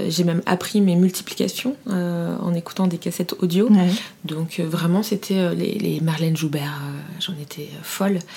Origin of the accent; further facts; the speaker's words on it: Fontainebleau, Île-de-France, France; also born or lived in Paris; je suis née à Paris, mais euh, à 5 ans, j'ai emménagé à Fontainebleau